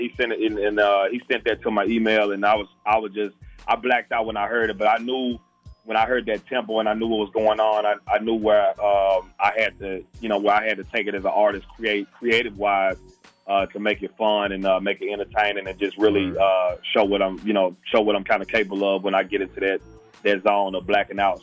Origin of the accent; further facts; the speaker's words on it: Memphis, Tennessee, United States; also born or lived in Alexandria, Virginia; I'm from Memphis, Tennessee. Um, I, w- I was born in uh, Alexandria, Virginia, but I moved to Memphis when I was like ten, going through eleven.